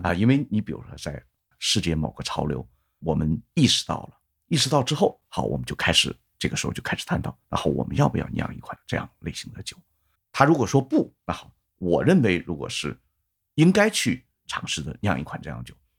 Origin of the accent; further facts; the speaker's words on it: China; 我作为一个中国的一个普通的一个啤酒爱好者